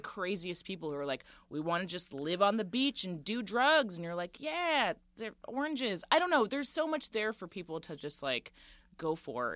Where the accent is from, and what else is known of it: Central Florida, United States; born or raised there; moved away; also born or lived in Boston / New York